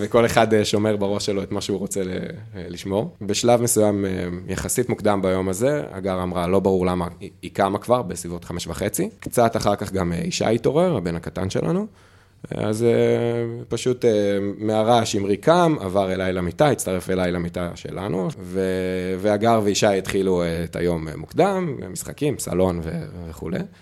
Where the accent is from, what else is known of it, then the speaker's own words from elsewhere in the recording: Magen, Southern District, Israel; moved away as an adult; now in Netzer Sereni, Israel; כשנולדתי, בקיבוץ מגן, בעוטף עזה